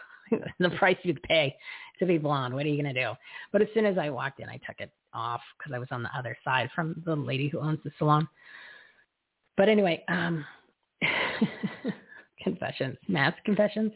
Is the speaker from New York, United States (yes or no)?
no; New Jersey, United States; moved away; my home state of New Jersey